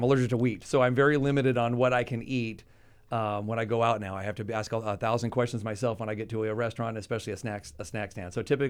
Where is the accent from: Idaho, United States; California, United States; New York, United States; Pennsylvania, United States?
California, United States; Pasadena; I grew up in Pasadena.